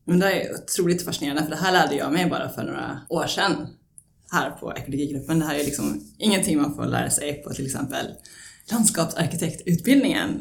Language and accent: Swedish; Sweden; now in Stockholm, Sweden; den gård jag är uppvuxen på i Småland